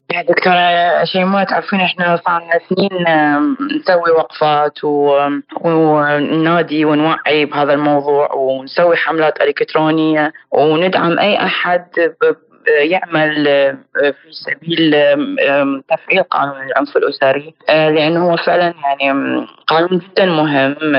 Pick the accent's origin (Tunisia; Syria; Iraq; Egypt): Iraq; احنا عندنا بالعراق